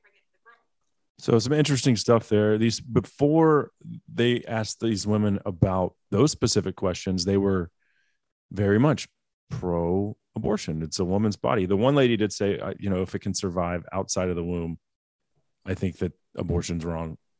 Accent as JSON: {"language": "English", "country": "United States", "said": "I'm an American"}